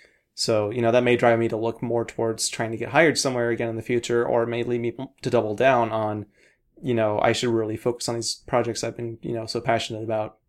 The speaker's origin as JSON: {"language": "English", "region": "Pacific Northwest", "country": "United States", "tie": "born or raised there", "said": "So I noticed a lot of my friends growing up in the Northwest moved away for college or after college, but always wound their way back."}